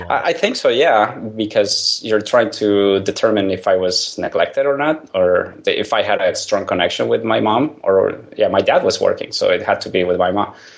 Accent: Mexico; I grew up in Mexico

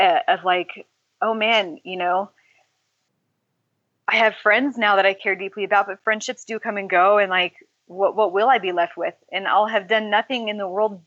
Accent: California, United States; I grew up in California.

